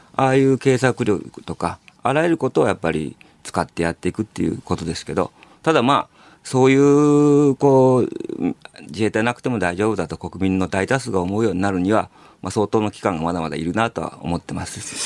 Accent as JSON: {"language": "Japanese", "region": "Hiroshima", "country": "Japan", "tie": "born or raised there", "also_born_or_lived": "Tokuyama", "moved": "as an adult", "said": "もともと広島育ちで僕被爆あのー、卒業した高校はもう爆心地のすぐそばだったんですよ"}